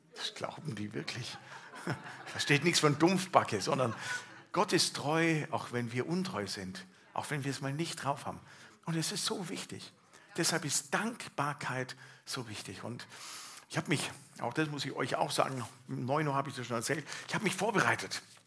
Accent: Allgäu, Bavaria, Germany; aus meiner Heimat Allgäu

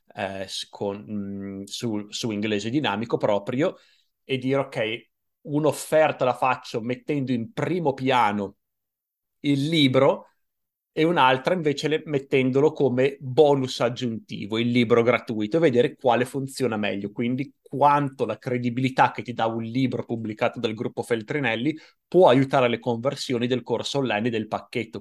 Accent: Italy; "Sono italiano."

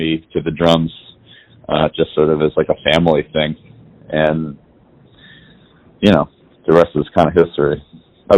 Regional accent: New York City, New York, United States; I was born and raised in New York City

